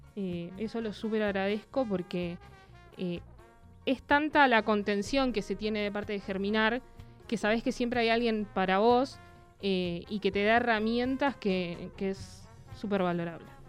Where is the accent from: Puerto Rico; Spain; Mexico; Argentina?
Argentina; Buenos Aires; moved away as an adult; now in Neuquén, Argentina; yo estaba hace poco tiempo viviendo en Neuquén, soy de Buenos Aires